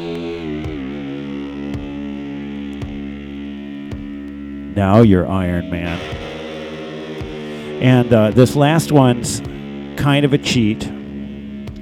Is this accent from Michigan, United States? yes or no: yes; Detroit, Michigan, United States; I'm from Detroit